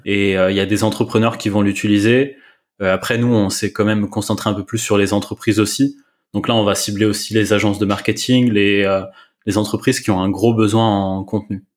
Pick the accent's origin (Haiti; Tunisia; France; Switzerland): France; on est, on est français.